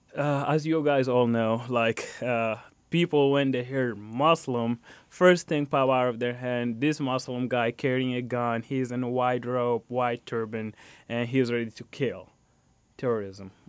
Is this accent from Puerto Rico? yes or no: no; Chad; also born or lived in Fort Wayne, Indiana, United States; now in Indiana, United States; So, I'm from Chad, Africa. I moved to United States, specifically to Fort Wayne, Indiana, back in two thousand eleven.